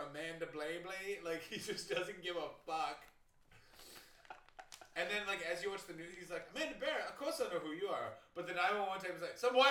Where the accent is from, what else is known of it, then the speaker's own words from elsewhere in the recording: Ottawa, Ontario, Canada; I'm from Ottawa